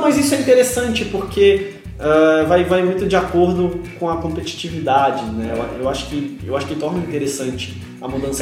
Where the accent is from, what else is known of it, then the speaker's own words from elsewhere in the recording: Santos, São Paulo, Brazil; sou de Santos, eu torço pra Portuguesa Santista